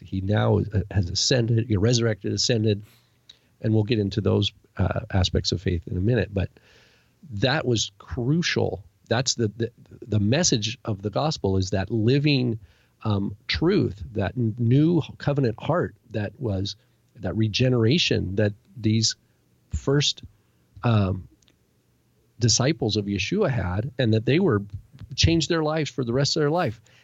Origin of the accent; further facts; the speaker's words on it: United States; me growing up in America